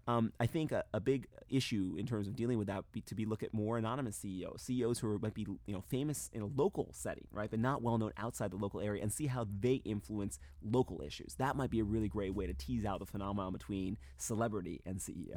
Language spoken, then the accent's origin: English; North Carolina, United States; my home state of North Carolina